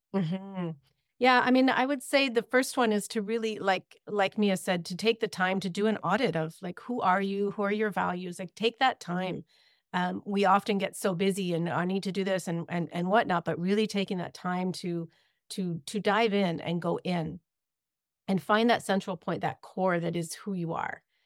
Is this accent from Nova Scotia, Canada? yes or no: no; Ontario, Canada; moved away as an adult; now in British Columbia, Canada; I grew up in Ontario